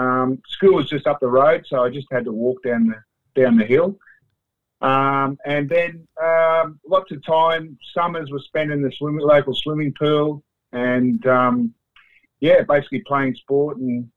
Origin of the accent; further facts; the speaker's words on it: Bendigo, Victoria, Australia; moved away as an adult; also born or lived in Canada / United Kingdom; now in Ipswich, Australia; I was born in Bendigo in Victoria, educated in Victoria, in Bendigo at Four Hill High School.